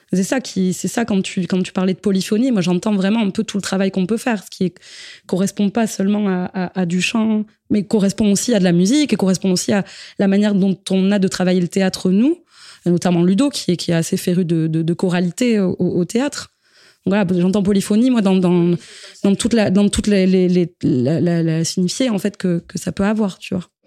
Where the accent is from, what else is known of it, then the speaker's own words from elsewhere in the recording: Basque Country, Nouvelle-Aquitaine, France; on est issus du Pays basque